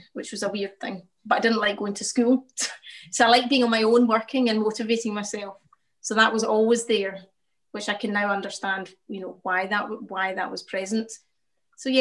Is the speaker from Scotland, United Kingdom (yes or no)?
yes; Glasgow, Scotland, United Kingdom; I grew up in the south side of Glasgow in Pollock Shields